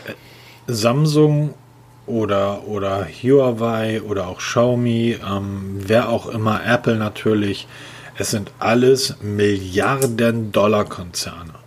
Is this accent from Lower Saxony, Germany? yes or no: no; Hamburg, Germany; Als Hamburger